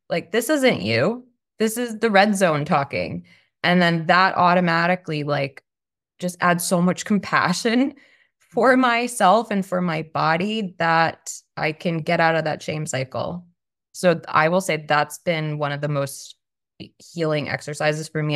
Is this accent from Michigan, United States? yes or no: no; Long Island, New York, United States; now in Austin, United States; I currently live in Austin, Texas. I'm originally from Long Island, New York